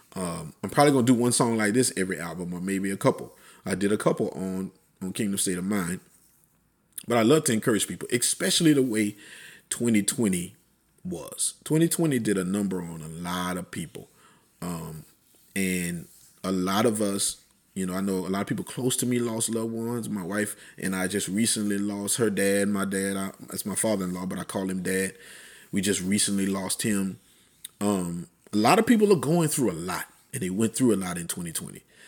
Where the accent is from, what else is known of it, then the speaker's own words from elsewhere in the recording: Plaquemine, Louisiana, United States; moved away; Plaquemine, wh-, which is my hometown.